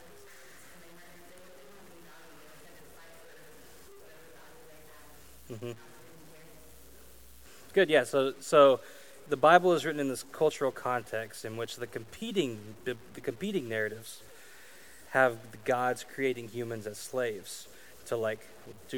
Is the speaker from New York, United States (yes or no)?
no; Arkansas, United States; also born or lived in Kansas City / Colorado / Idaho; now in Louisiana, United States; I grew up in Arkansas. I moved to Kansas City and Colorado and Idaho and back to Kansas City and then here in Louisiana